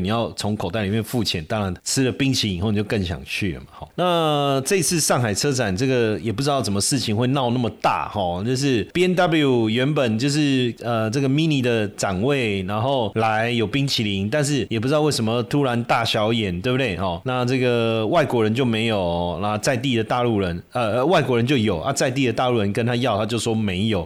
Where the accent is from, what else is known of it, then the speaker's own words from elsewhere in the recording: Taiwan; 小时候也是在家里都讲讲台语啊，然后跟我奶奶也都讲台语啊